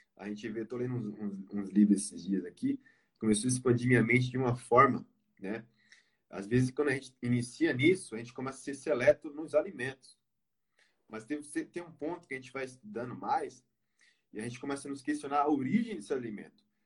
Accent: Pernambuco, Brazil; now in São Paulo, Brazil; moro em São Paulo, na ABC. É, sou natural do Pernambuco

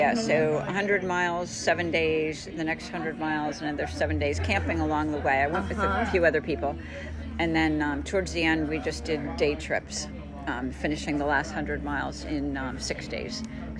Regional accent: outside of Philadelphia, Bucks County, Pennsylvania, United States; also born or lived in Washington, D.C.; now in Palatka, United States; I grew up outside of Philadelphia.

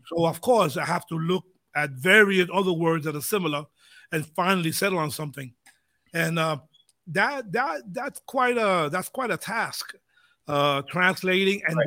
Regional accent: United States; when we grew up in the States, my background, Puerto Rican, Spanish, uh, Spanish was spoken a lot

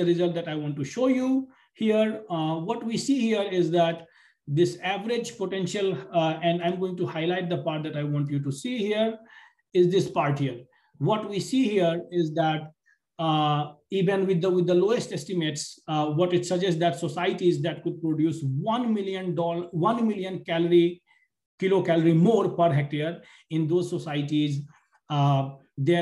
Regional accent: India; now in United States; I am from India, right now I'm sitting in the United States

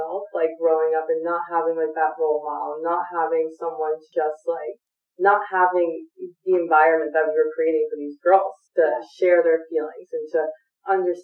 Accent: Florida, United States; I grew up in Florida

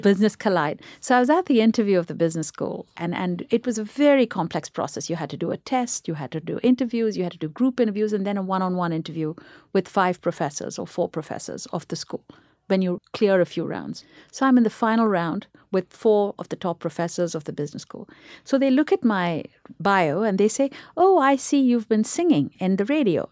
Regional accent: Chennai, Tamil Nadu, India; moved away; in India, where we grew up in Chennai, there were just two radio stations

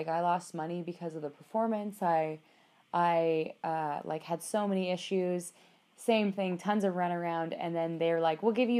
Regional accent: Athabasca, Alberta, Canada; No, thank Christ. Otherwise, I never would have made it. I wouldn't be as Athabasca educated as I am now.

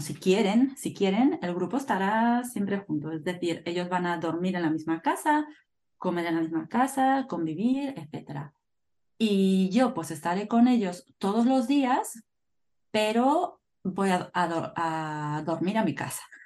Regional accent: northern Spain, Spain; Soy de España, como tú. Del norte de España.

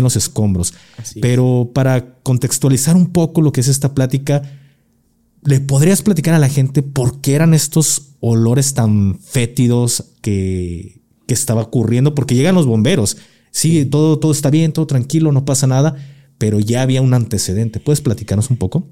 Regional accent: Guadalajara, Jalisco, Mexico; soy tapatío

